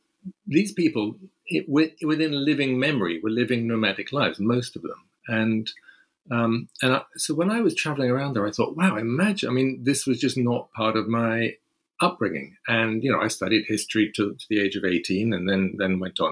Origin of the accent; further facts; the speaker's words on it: London, United Kingdom; I'm a Londoner. I was born in London.